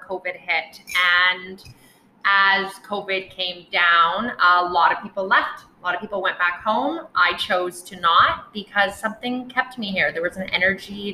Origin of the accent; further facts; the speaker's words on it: North Vancouver, British Columbia, Canada; moved away as an adult; now in Playa del Carmen, Mexico; I grew up in North Vancouver, British Columbia, Canada